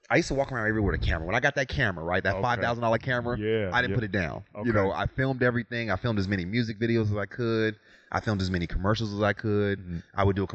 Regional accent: Las Vegas, Nevada, United States; moved away; Hey, I think growing up in Vegas was amazing, right?

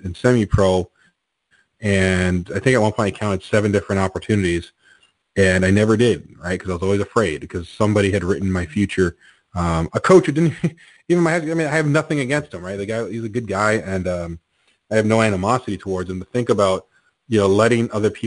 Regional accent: Canada; I'm Canadian

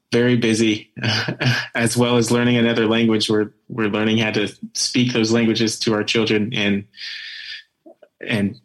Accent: Salt Lake City, Utah, United States; So I've lived my entire growing up life in Utah. Most of my memories, in fact, all of them are in and around Salt Lake City. Growing up there.

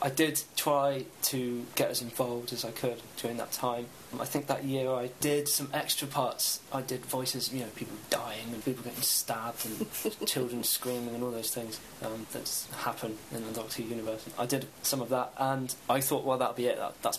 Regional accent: United Kingdom; If the series had gone on, I'd probably be American. I'd be more American than I am British, which is weird to think.

